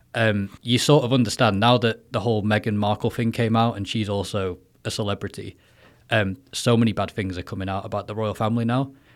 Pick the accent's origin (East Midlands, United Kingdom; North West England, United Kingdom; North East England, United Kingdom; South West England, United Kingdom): North West England, United Kingdom; Manchester; moved away as an adult; now in Taiwan; I'm from England, Manchester